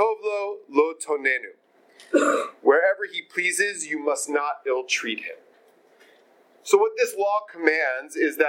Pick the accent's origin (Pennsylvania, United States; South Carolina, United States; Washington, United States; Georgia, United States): Georgia, United States; Atlanta; My friend Rabbi Avi Killip, with whom I grew up in Atlanta